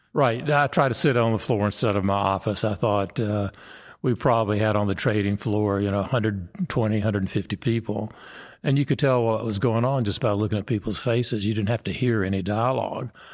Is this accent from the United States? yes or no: yes; Mooresville, North Carolina, United States; my hometown, Mooresville, North Carolina